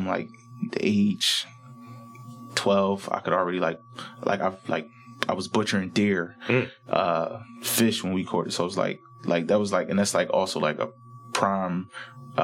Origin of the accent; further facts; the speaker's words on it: Philadelphia, Pennsylvania, United States; born and raised in Southwest Philly, moved to West Philly, Mill Creek Projects.